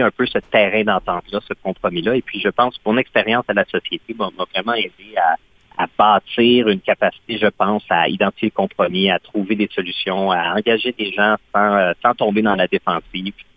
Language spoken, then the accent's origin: French; Quebec, Canada; first language French; moved away as an adult; also born or lived in Ottawa region; je viens du Québec, j'ai grandi au Québec